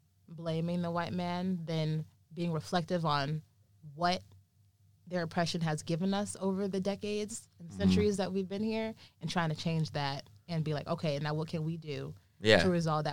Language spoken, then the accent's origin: English; Wheaton, Illinois, United States; Like, me growing up in Wheaton, Illinois, I'm one of many few Black people in this town.